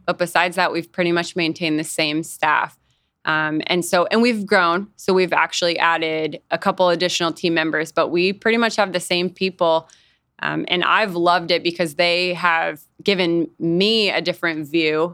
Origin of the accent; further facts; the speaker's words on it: Fargo, North Dakota, United States; moved away as an adult; also born or lived in Nebraska; I grew up in Fargo, North Dakota